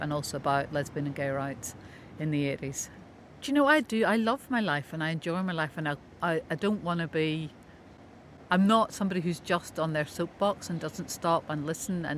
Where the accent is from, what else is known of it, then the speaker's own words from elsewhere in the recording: Coleraine, Northern Ireland, United Kingdom; also born or lived in London, United Kingdom; now in Whitehead, United Kingdom; I grew up in Coleraine.